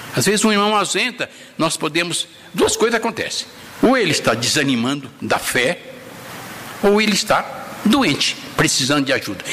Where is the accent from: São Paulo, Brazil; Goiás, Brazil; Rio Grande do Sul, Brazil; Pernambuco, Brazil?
São Paulo, Brazil; Bramunda; also born or lived in Caximba, near Glicério; tenho uma imagem da casa que eu fui morar em Bramunda quando eu cheguei lá, de quatro anos